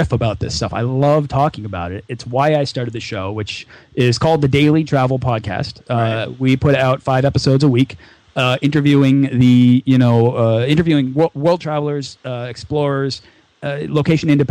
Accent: United States; I'm from the United States

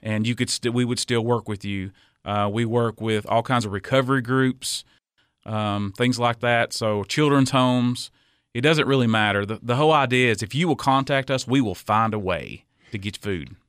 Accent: Cookeville, Tennessee, United States; I was born and raised here in Cookville.

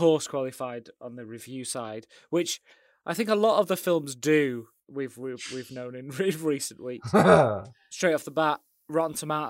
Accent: United Kingdom; being British

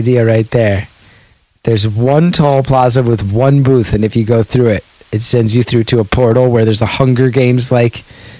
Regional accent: West Orange, New Jersey, United States; I grew up in West Orange.

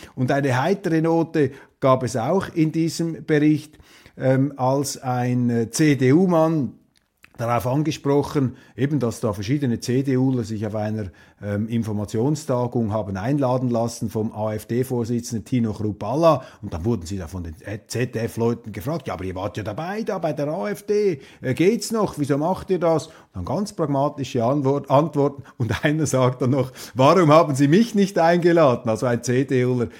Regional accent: Switzerland; als Schweizer

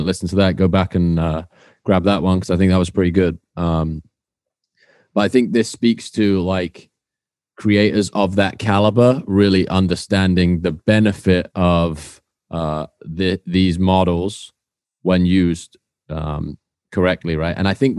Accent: Swindon, South West England, United Kingdom

